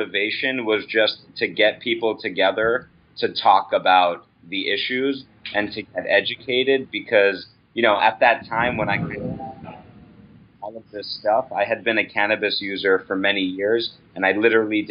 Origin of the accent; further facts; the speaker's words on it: United States; as an American